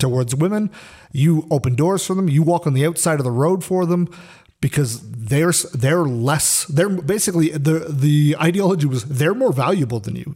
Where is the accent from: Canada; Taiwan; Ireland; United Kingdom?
Canada; I was born in Canada